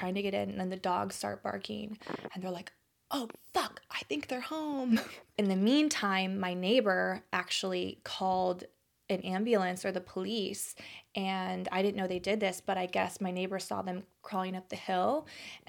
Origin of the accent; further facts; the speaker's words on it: Texas, United States; moved away; I grew up in Texas